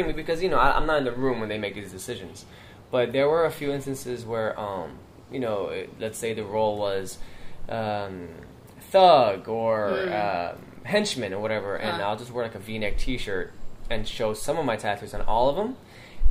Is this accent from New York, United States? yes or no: yes; New York City, New York, United States; born and raised in Queens